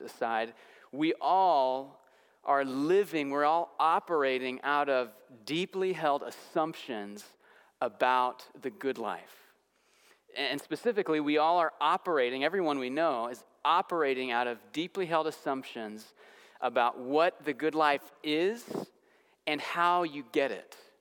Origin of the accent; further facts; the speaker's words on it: Santa Clarita, California, United States; moved away; I was visiting my hometown in suburban Los Angeles